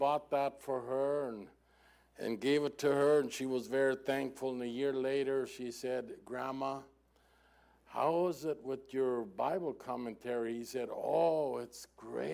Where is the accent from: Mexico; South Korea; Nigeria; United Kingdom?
Mexico; first language German; English is a second language; Even though I was born in Mexico, I was born in a German language and culture, so that's the reason for my strange accent